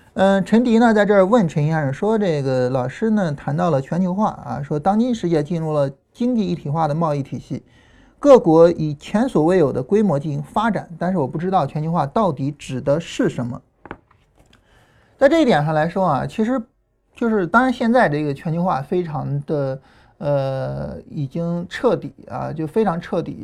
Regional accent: Chaling, Hunan, China; accent: Chaling dialect; Changsha dialect; moved away; also born or lived in Changsha / United States / Heze; 我自己小时候呢，我是在湖南长大的，啊，然后那时候在查令，啊，说查令话。后来到长沙呢，改 开始说长沙话。然后后来去美国开始说英语

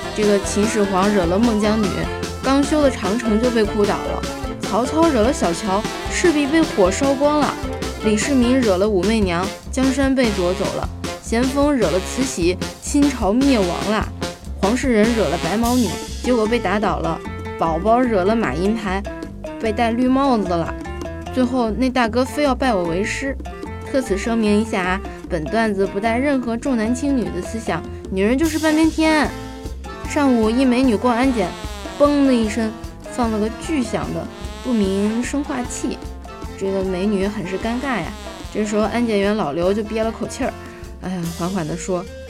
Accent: Hangzhou, Zhejiang, China; 作为杭州人，很幸福，有七天的假期哦

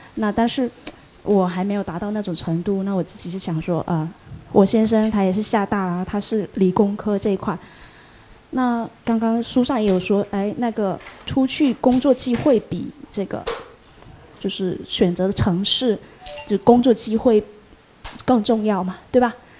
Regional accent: Fujian, China; 咱们福建人嘛，那个很信谢

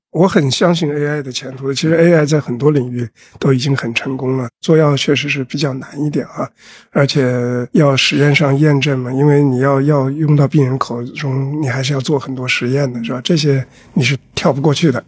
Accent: China; moved away as an adult; also born or lived in United States; 作为一个中国人

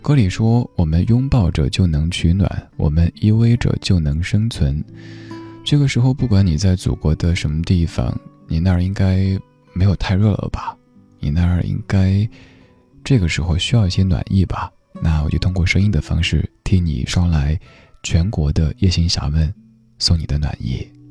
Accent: Chengdu, Sichuan, China; now in Beijing, China; 在我家乡那边

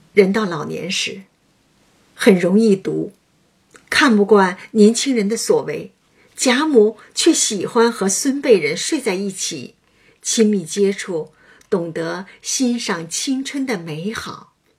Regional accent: a small mountain village in Hunan, China; moved away; 我小时候，在湖南园林，三面环山，一面临水的小山村经历过

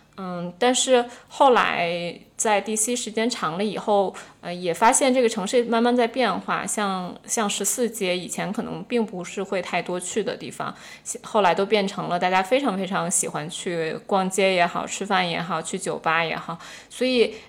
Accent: Beijing, China; moved away as an adult; also born or lived in Washington, D.C.; 我回国以后，在北京生活了三年

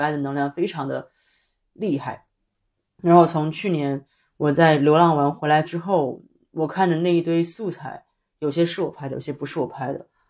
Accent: Shenzhen, Guangdong, China; now in Beijing, China; 我的老家，回到深圳的时候

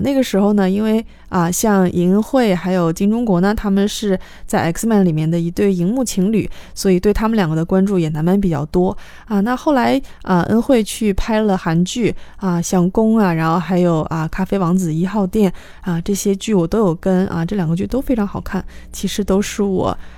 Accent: China; 我们中国人学，啊 任何一种外语，一个比较严重的语调问题

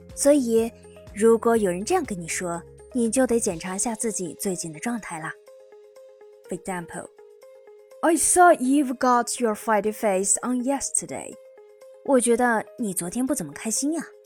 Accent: China; 我们中国人

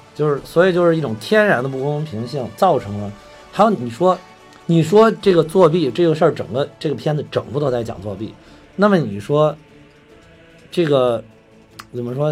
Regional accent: Henan, China; 因为咱们两个来自河南

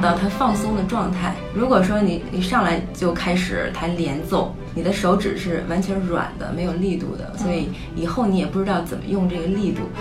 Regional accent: China; now in United States; 因为我们小时候在中国的时候

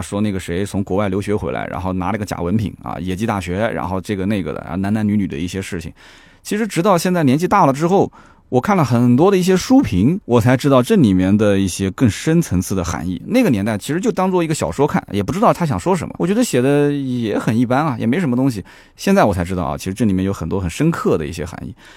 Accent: Nanjing, Jiangsu, China; also born or lived in Shanghai; 我们南京人基本上不怎么吃这个

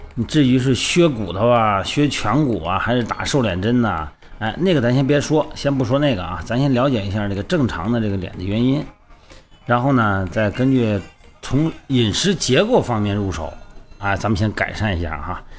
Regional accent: Shandong, China; moved away; 我们老家山东那边

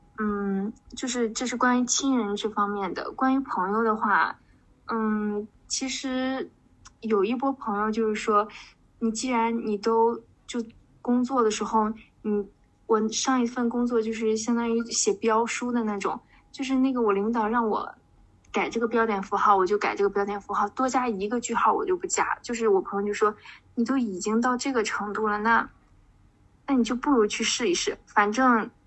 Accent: Shandong, China; 我是一个山东人，然后有一个名言叫做。山东人不做那个呃，不考公务员和当老师，全都是嬉皮士

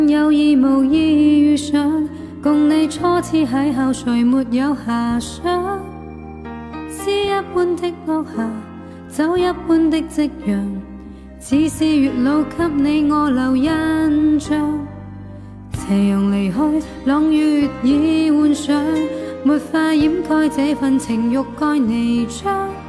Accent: Guangdong, China; 我我广我广东人呢。

